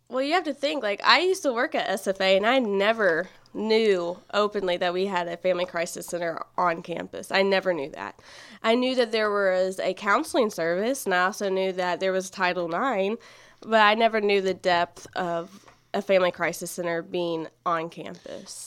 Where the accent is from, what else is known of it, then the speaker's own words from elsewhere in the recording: Nacogdoches, Texas, United States; I am from Nacogdoches, actually. Born and raised